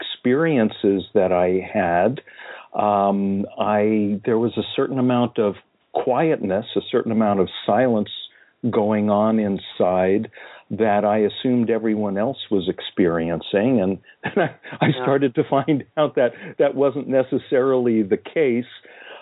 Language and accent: English; California, United States; I happened to be growing up in California now in the mid-60s.